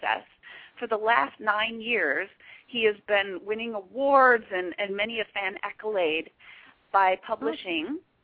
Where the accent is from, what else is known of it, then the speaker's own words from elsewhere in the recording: Michigan, United States; also born or lived in Chicago, Illinois; now in Hollywood, United States; I grew up in Michigan originally, but I did live in Chicago for a long time